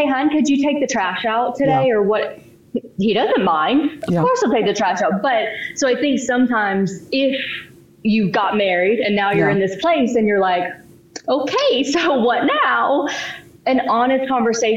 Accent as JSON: {"language": "English", "region": "East Texas", "country": "United States", "tie": "born or raised there", "also_born_or_lived": "Florida", "moved": "yes", "said": "I'm from the South. I grew up in East Texas. Small town"}